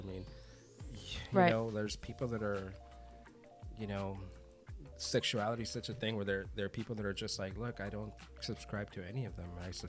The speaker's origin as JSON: {"language": "English", "country": "United States", "tie": "born or raised there", "said": "You know, I'm an American, right. So I can take the American culture and make it mine because I'm in this country and I was born in this mm-hmm. country. But I'm also Latino, and I'm also Afro-Latino"}